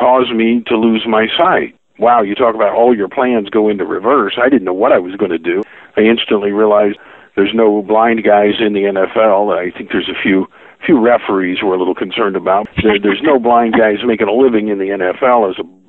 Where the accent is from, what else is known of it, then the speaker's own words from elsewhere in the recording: Tulsa, Oklahoma, United States; I grew up here in my hometown of Tulsa, Oklahoma, where I still make my home today.